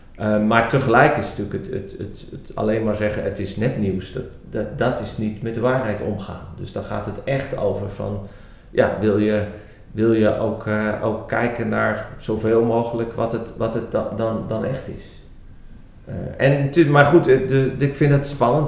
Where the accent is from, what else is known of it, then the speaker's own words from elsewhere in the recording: Netherlands; also born or lived in Belgium; als Nederlanders